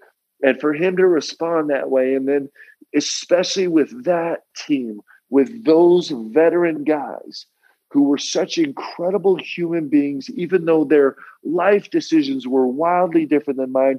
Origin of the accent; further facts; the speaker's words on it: New York, United States; I grew up in New York, okay? Like, I would take the train to the city with my dad to spend the day with him at work.